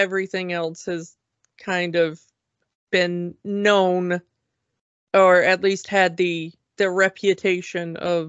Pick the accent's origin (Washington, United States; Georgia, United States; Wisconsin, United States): Georgia, United States; I'm from Georgia. Hi.